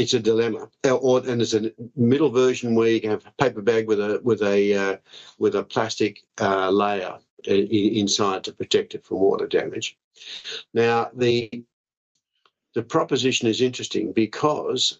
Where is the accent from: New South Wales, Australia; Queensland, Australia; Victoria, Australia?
Victoria, Australia; Victoria, my home state